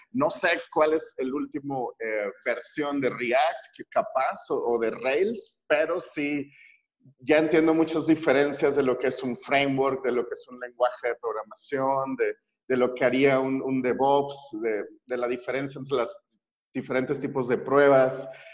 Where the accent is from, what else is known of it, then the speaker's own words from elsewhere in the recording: Mexico; como mexicano promedio